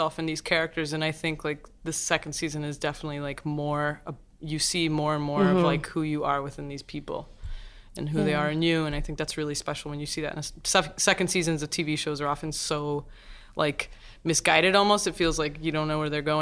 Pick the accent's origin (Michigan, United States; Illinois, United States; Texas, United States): Texas, United States; also born or lived in Mexico; I was born in Mexico, but my mom is Argentine and Seth is Argentine. And so there was even that, like I grew up with so much Mexican culture and was, you know, I grew up in Texas